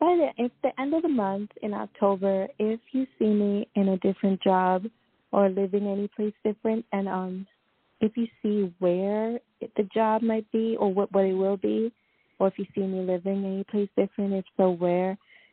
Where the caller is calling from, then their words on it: Long Island, New York, United States; I'm calling from New York, Long Island specifically.